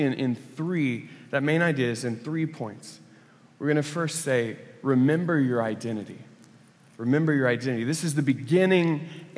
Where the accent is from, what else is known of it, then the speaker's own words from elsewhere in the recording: Oklahoma, United States; I grew up in Oklahoma